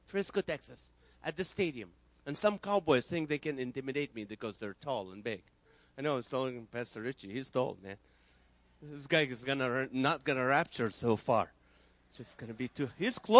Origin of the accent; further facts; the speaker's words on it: Kuwait; English is a second language; also born or lived in Nazareth, Israel; now in California, United States; So I was born in Israel. I grew up in Kuwait.